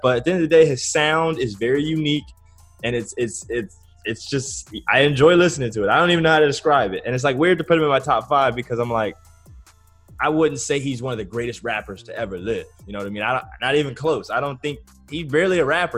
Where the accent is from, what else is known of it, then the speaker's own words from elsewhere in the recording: Southern California, United States; I'm from Southern California.